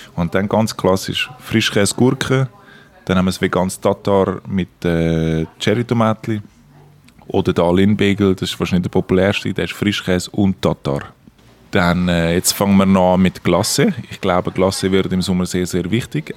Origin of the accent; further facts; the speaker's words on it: Küsnacht, Zurich, Switzerland; also born or lived in Forch; Ich bin in Zürich aufgewachsen, in Küsnacht